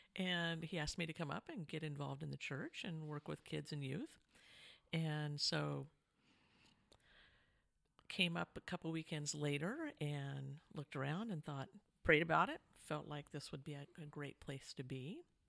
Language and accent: English; Medford, Oregon, United States; moved away as an adult; also born or lived in California / Florence, Oregon / Seaside, Oregon; I had the great fortune to grow up in Southern Oregon, Jackson County area around Medford. For most of my first 25 years, there was a couple years in California